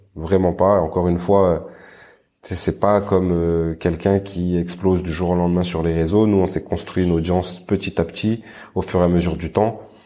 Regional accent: Grenoble, Auvergne-Rhône-Alpes, France; moved away as an adult; je suis de Grenoble, j'ai grandi à Grenoble et j'habitais à Grenoble

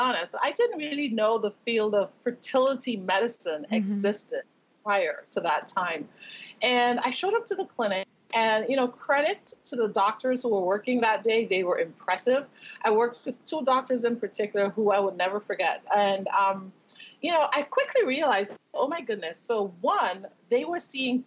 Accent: Tobago, Trinidad & Tobago; now in Las Vegas, United States; growing up in Tobago in the Caribbean

